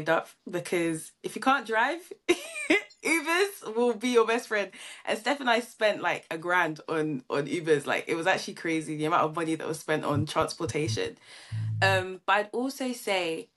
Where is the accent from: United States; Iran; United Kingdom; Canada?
United Kingdom; being British